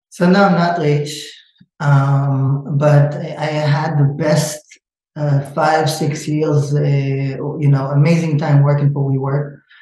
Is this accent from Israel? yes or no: yes; Israel; moved away as an adult; now in United States; I'm originally from Israel, but I live in the state for 20 something years, but I still didn't lose the accent.